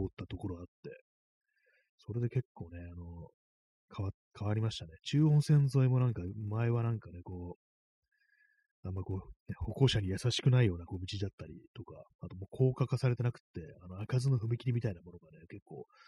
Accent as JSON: {"language": "Japanese", "region": "Tokyo", "country": "Japan", "tie": "born or raised there", "said": "私、あの、23区の生まれなんで"}